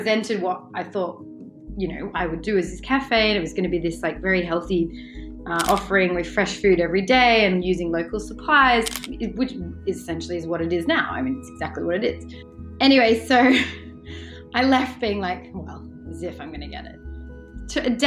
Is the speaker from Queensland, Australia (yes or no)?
no; Western District of Victoria, Australia; moved away as an adult; now in London, United Kingdom; So I grew up in Australia in a very lovely place in the Western District of Victoria. I grew up on a big sort of lovely farm